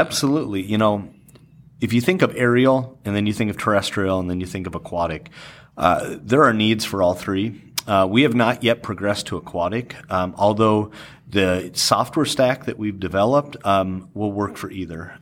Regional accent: the Dakotas, United States; born and raised in the Dakotas.

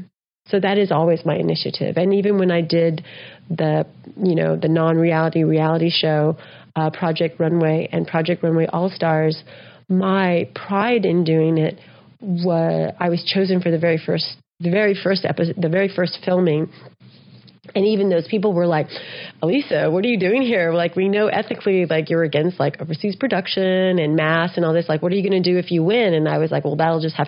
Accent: United States; also born or lived in Texas / New Mexico; I grew up in Texas and New Mexico.

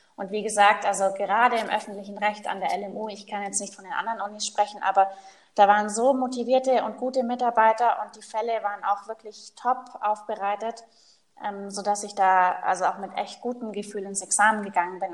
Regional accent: Allgäu, Bavaria, Germany; moved away as an adult; also born or lived in Paris / Kempten; now in Munich, Germany; Ich komme gebürtig aus dem Allgäu, ist ganz im Süden von Deutschland.

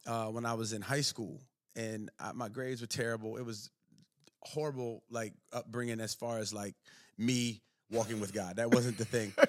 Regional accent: Maryland, United States; moved away; I grew up, was born and raised in Maryland

